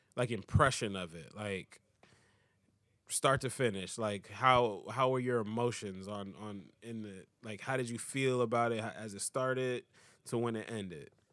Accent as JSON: {"language": "English", "country": "United States", "said": "I'm American"}